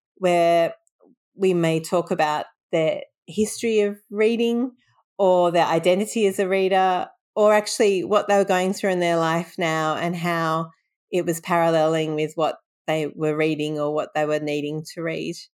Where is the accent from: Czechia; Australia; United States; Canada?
Australia; Sydney, New South Wales; also born or lived in London, England; moved to Australia when I was three years old, and I've been in Sydney ever since